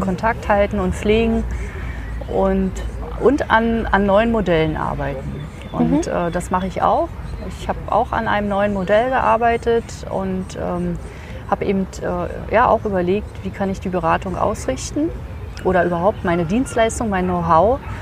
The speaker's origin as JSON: {"language": "German", "region": "Berlin", "country": "Germany", "said": "ich komme aus Berlin."}